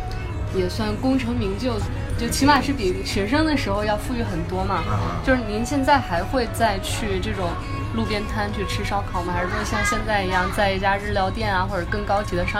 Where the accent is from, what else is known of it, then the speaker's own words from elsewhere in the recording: Shenyang, Liaoning, China; 我也是东北的